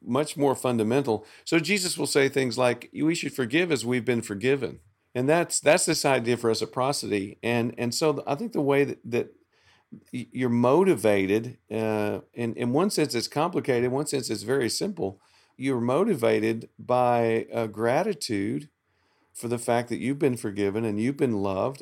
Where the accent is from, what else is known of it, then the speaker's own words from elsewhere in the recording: the South, Southern United States, United States; I'm a Southerner